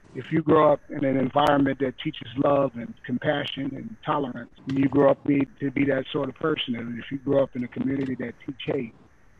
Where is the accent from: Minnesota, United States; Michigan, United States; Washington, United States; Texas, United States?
Michigan, United States; Detroit; growing up in Detroit, you know, I grew up in a segregated city. And at that time, it was the most segregated city in North America.